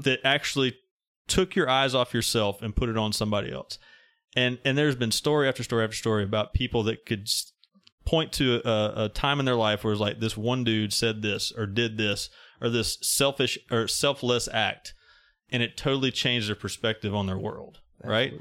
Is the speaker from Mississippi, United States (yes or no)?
yes; Mississippi, United States; I'm from Mississippi